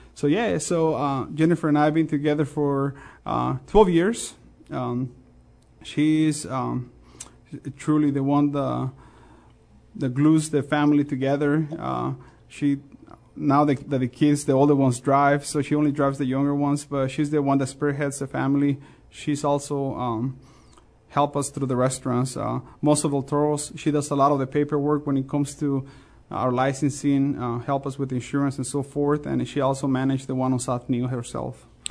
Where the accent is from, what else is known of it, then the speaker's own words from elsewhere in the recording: Mexico; English is a second language; also born or lived in Chicago / Champaign-Urbana; now in United States; I'm always proud of my ethnic background, the fact that I was born in Mexico